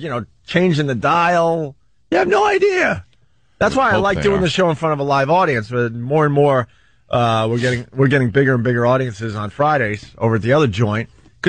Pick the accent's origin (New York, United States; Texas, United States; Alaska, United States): New York, United States; the New York area, United States; moved away as an adult; also born or lived in Worcester, Massachusetts; we were born and raised in the New York area.